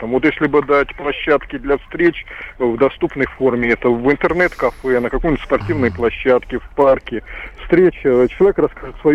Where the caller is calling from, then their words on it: Moscow, Russia; я звоню из Москвы. Вы знаете, сейчас у нас в Москве проходят муниципальные выборы.